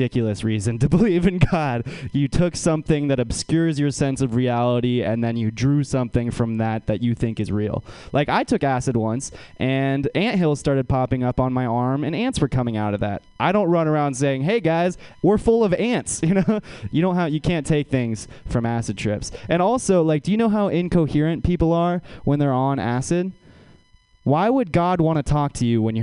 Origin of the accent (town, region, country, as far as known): Menlo Park, California, United States; born or raised there